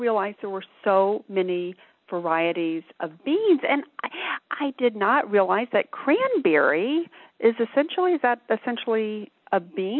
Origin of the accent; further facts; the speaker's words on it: Alabama, United States; I grew up in Alabama, and we always had black